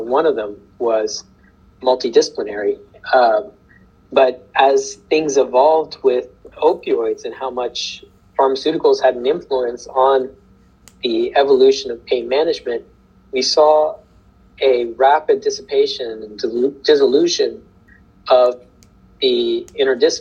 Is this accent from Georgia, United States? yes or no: no; Kentucky, United States; I grew up in Kentucky